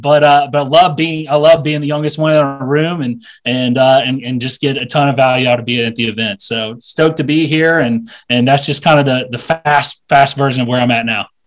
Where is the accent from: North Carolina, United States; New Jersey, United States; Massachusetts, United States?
North Carolina, United States; Asheville; moved away as an adult; I'm from Asheville, North Carolina